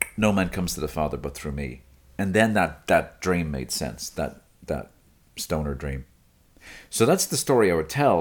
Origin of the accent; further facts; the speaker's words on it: Dublin, Leinster, Ireland; now in United States; Balls Bridge, near where I grew up